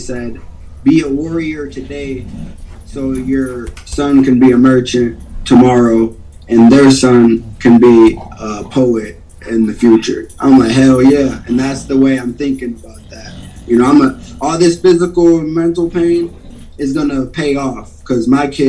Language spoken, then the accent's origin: English; Beloit, Wisconsin, United States; also born or lived in New Orleans / Houston, Mississippi; I was born in Beloit, Wisconsin, and I'm not sure how long we were there, but when I was real young, we moved to New Orleans, and then, you know, Hurricane Katrina, 05, so we evacuated, moved to Houston, Mississippi, then bang, back to Wisco.